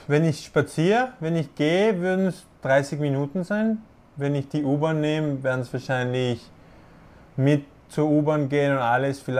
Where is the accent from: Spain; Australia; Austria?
Spain; born there; also ich bin, ich bin in Spanien geboren worden, aber das war auch einfach nur Zufall.